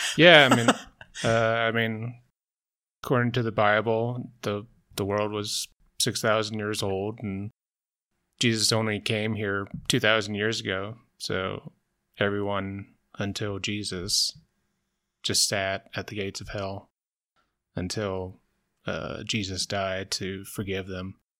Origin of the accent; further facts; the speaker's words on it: the South, United States; I grew up in the South, I went to Methodist Church